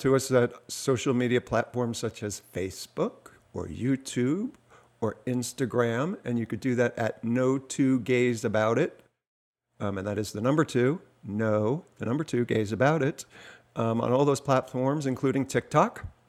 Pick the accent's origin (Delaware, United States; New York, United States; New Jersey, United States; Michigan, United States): New Jersey, United States; I'm from New Jersey